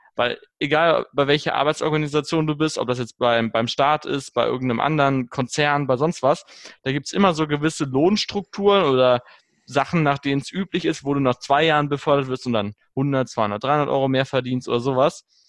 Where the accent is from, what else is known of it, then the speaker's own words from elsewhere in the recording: Germany; bei uns in Deutschland